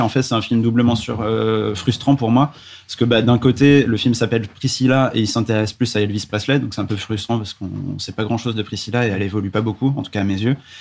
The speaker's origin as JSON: {"language": "French", "town": "Paris", "region": "Île-de-France", "country": "France", "said": "en tant que Parisien"}